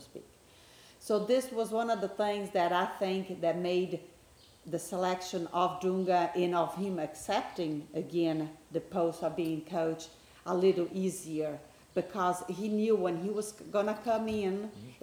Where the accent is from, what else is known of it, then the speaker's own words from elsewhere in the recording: Brazil; now in United States; although I do live in the States, my hometown is Brazil, and which is that's where we are right now, spending Christmas with my family